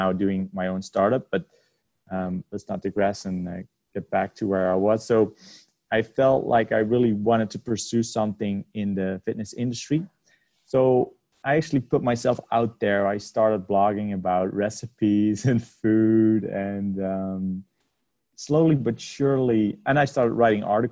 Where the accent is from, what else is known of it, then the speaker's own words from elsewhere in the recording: Amsterdam, North Holland, Netherlands; I'm from the Netherlands, Amsterdam